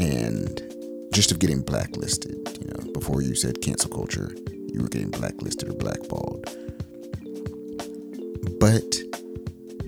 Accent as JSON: {"language": "English", "town": "Raleigh", "region": "North Carolina", "country": "United States", "also_born_or_lived": "Charlotte, North Carolina", "said": "the Berean Experience in Raleigh, North Carolina, when I came back home"}